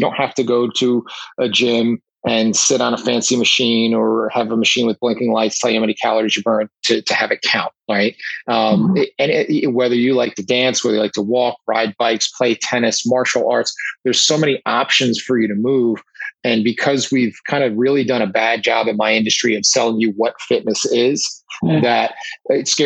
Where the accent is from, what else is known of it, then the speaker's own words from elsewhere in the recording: United States; accent: New York, New Jersey; I'm in the New York, New Jersey area, as you can tell by my accent